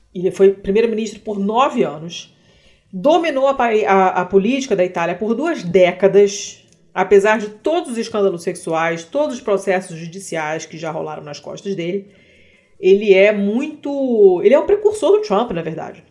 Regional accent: Brazil

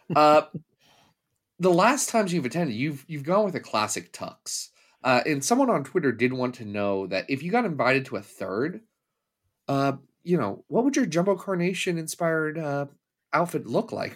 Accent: Ohio, United States; I'm also from Ohio

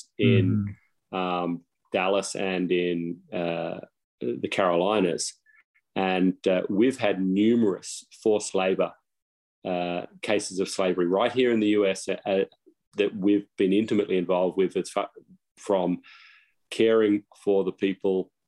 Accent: Australia; now in United States; I'm an Aussie, live in the US now

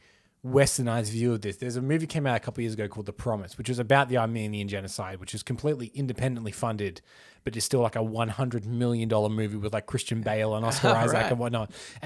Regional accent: Australia; as an Australian on the outside looking

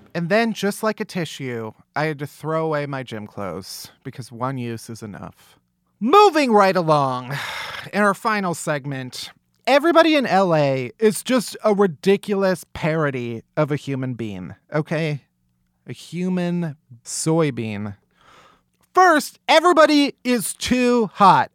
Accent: Midwest, United States; I'm from the Midwest. Growing up, we always had tornado drills in school

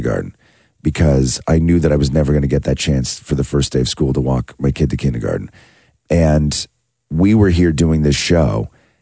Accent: Acton, Ontario, Canada; when we grew up in Acton, we had a lake called Fairy Lake

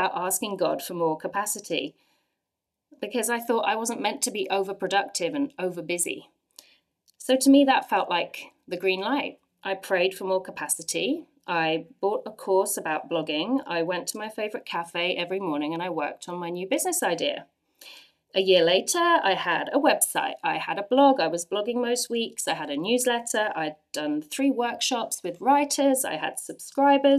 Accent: England, United Kingdom; moved away as an adult; now in Ottawa, Canada; I'm from England

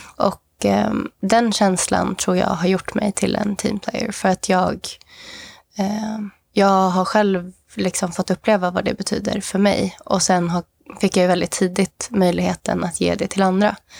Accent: Sweden; also born or lived in Mozambique; jag som var svensk

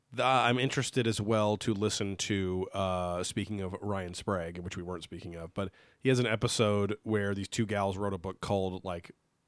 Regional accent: New Zealand; I'm from New Zealand.

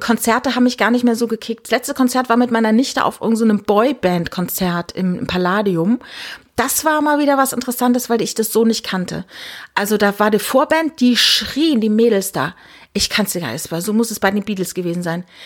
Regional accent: Rhineland-Palatinate, Germany; moved away; ich bin in der Südpfalz groß geworden

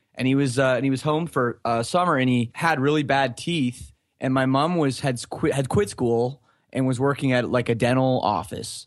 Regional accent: Oakville, Ontario, Canada; born or raised there; also born or lived in Scarborough, Ontario

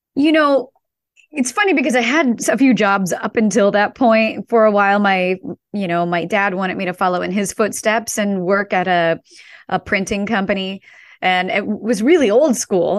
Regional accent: St. Louis, Missouri, United States; I grew up in Saint Louis, in a suburb of Saint Louis, a small suburb

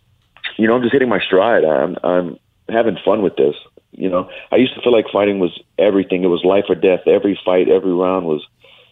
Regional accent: Louisiana, United States; I'm from Louisiana

